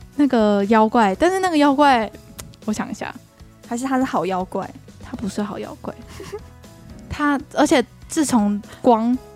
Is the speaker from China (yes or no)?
no; Taiwan; 我们台湾人